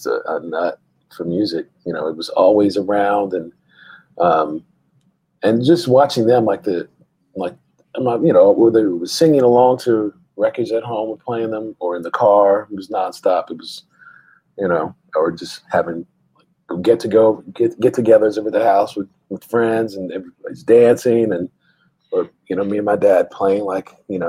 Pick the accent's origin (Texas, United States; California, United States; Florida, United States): Texas, United States; San Antonio; also born or lived in Austin, Texas / Germany; I grew up, I was born in San Antonio, and that came up. That's a big part of my upbringing as well. I moved to Austin later